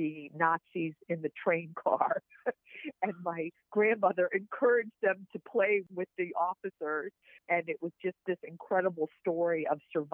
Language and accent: English; Richmond, Virginia, United States; I grew up in Richmond